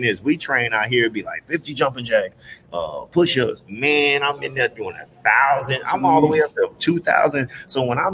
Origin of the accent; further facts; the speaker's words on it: Houston, Texas, United States; moved away; also born or lived in California; I'm live from Houston